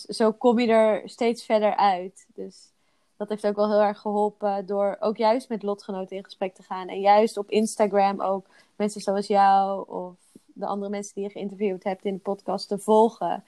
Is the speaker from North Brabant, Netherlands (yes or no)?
no; Zeeland, Netherlands; now in Belgium; ik kom oorspronkelijk uit Zeeland.